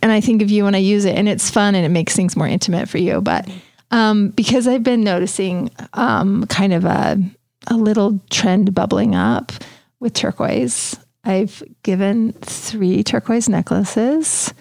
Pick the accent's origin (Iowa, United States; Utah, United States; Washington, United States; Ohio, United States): Utah, United States; Richville; I'm from Richville